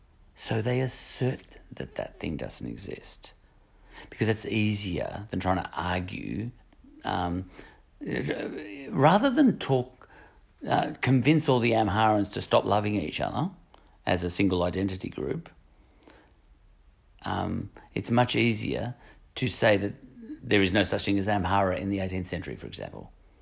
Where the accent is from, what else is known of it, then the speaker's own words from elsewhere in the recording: Melbourne, Victoria, Australia; I'm a Melbourneite. In fact, I'm an Essendonite, and I'm a Melbourneite, and I'm a Victorian, and I'm Australian all at once.